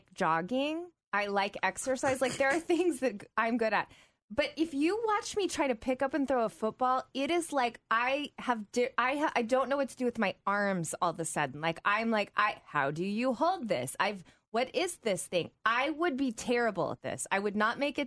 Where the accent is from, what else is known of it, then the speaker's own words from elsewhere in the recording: the South, United States; now in Midwest, United States; I grew up in the South